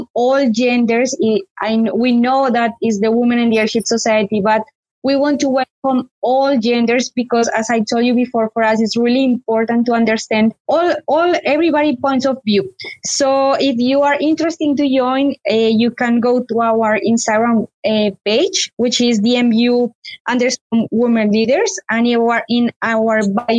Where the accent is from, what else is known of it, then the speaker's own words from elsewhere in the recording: Colombia; moved away as an adult; now in United Kingdom; I am from Colombia.